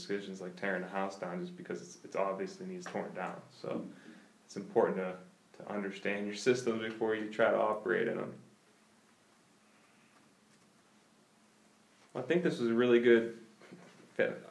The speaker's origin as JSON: {"language": "English", "town": "Poland", "region": "Ohio", "country": "United States", "tie": "born or raised there", "said": "a lot of my aunts and uncles still live in the city, but I grew up in Poland"}